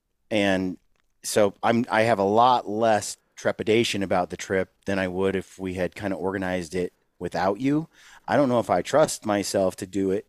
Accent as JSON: {"language": "English", "town": "Oregon City", "region": "Oregon", "country": "United States", "tie": "born or raised there", "also_born_or_lived": "Japan", "moved": "yes", "lives_now": "Logan, United States", "said": "I grew up in Oregon City, Oregon."}